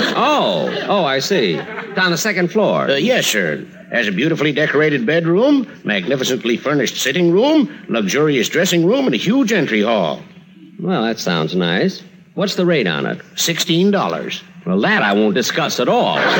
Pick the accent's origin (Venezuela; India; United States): United States; Waukegan, Illinois; moved away; going back to my hometown, Waukegan